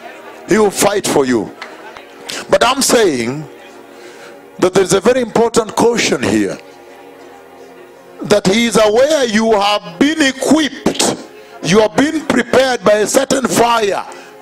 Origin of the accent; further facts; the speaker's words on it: Kenya; I am from Kenya, I have seen the latter revival that was promised in the Bible.